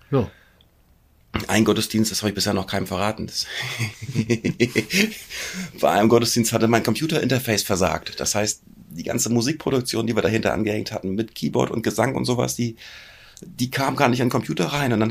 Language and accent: German; Hamburg, Germany; Aus der {S0} schönsten Stadt der Welt komme ich.